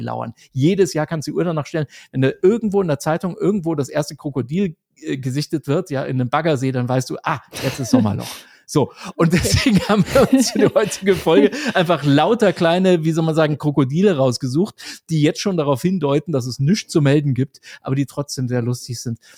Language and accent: German; Germany; ich komme aus Deutschland